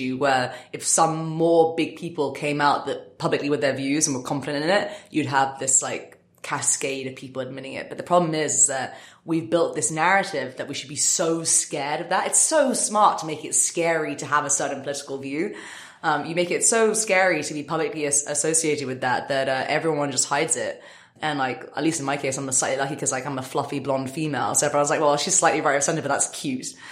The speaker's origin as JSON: {"language": "English", "town": "San Francisco", "region": "California", "country": "United States", "said": "I'm from San Francisco."}